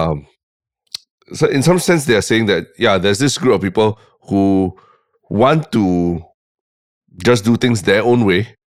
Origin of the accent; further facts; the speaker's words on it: Singapore; I was from Catholic High Primary